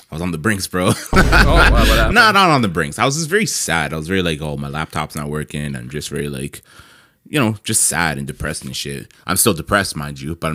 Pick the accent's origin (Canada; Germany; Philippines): Canada; Toronto, Ontario; also born or lived in Brampton; I'm an artist from Toronto.